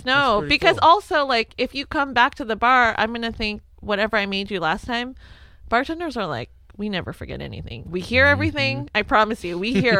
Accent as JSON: {"language": "English", "country": "Philippines", "lives_now": "United States", "said": "I think it stems from the fact that I'm Filipino."}